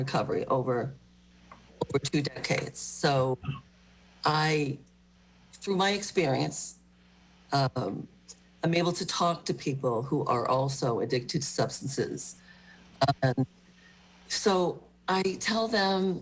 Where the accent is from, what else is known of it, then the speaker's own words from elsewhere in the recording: Marshfield, Massachusetts, United States; I grew up in Marshfield and graduated